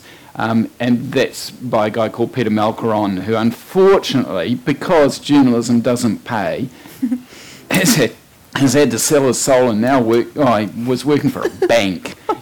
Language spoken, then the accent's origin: English; Marlborough, New Zealand; I come from Marlborough.